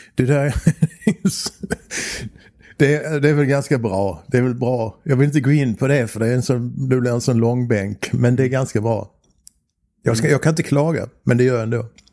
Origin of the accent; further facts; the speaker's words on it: Bjuv, Skåne, Sweden; also born or lived in Helsingborg / Germany; Och då kom vi tillbaks till Bjuv